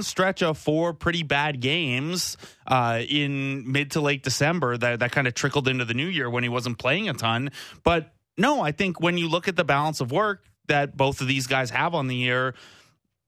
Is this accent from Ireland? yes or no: no; Cambridge, Ontario, Canada; I'm from Cambridge